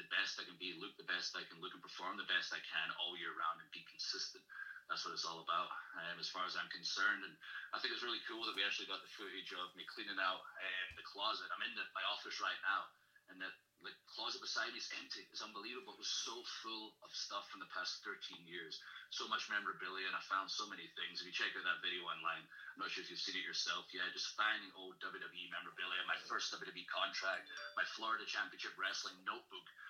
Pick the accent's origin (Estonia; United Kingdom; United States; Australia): United Kingdom; Ayr, Scotland; also born or lived in Glasgow; I grew up in Ayr, Scotland, started wrestling at 15, was in school the whole time, went to university